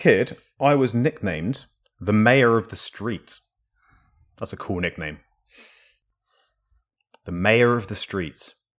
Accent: Paramaribo, Paramaribo District, Suriname; born there; I was born, this is an interesting one, would this have helped? I was born in Paramaribo, Suriname.

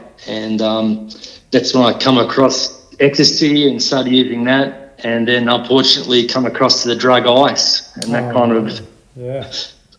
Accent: Canberra, Australian Capital Territory, Australia; also born or lived in Melbourne; I was born in Melbourne, and when I was about 3, we moved up to Canberra, and I had a pretty good childhood with good stable family life

